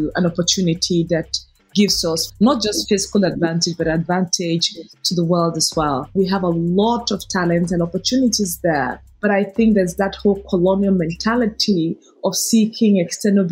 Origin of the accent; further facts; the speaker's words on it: Nigeria; I become even prouder of being a Nigerian